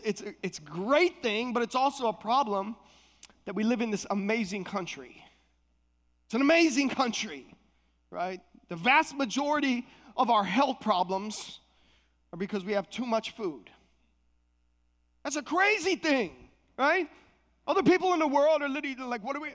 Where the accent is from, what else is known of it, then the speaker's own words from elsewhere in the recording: Minnesota, United States; moved away; also born or lived in Palm Beach Gardens, Florida; I was coming from Minnesota. I'm a Midwest boy